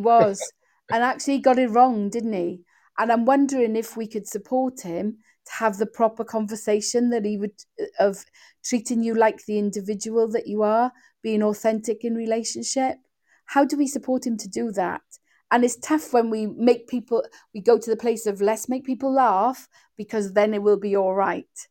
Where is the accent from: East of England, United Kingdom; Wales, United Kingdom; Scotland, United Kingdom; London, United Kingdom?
Wales, United Kingdom; accent: Welsh; you probably can hear from my voice that I'm Welsh